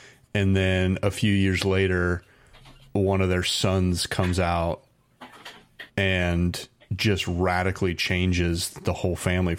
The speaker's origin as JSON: {"language": "English", "region": "Indiana", "country": "United States", "tie": "born or raised there", "also_born_or_lived": "Arizona", "moved": "yes", "lives_now": "California, United States", "said": "I grew up in Indiana."}